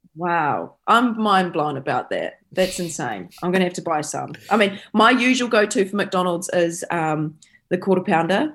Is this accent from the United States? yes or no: no; Taranaki, New Zealand; now in Tauranga, New Zealand; growing up in Taranaki